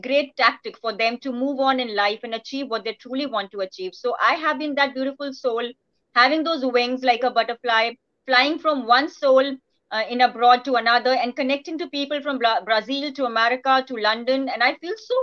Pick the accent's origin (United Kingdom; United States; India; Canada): India; being an Indian